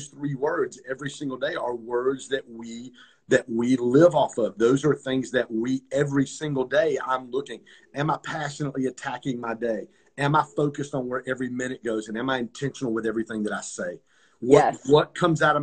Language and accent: English; Pontiac, Michigan, United States; also born or lived in Detroit; so I grew up in Pontiac, Michigan.